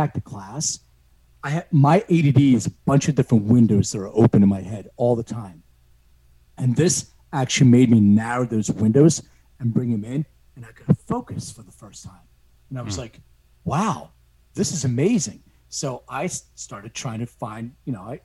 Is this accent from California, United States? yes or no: no; Philadelphia, Pennsylvania, United States; born or raised there; also born or lived in Lithuania